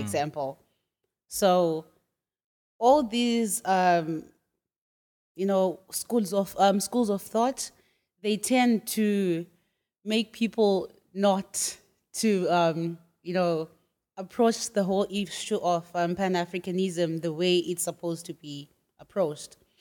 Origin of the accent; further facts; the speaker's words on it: Bulawayo, Zimbabwe; moved away as an adult; also born or lived in Shanghai, China; now in Nanchang, China; I'm from Zimbabwe. I was born and bred in a city called Bulawayo, and it's in the southwest, yeah, southwestern part of Zimbabwe.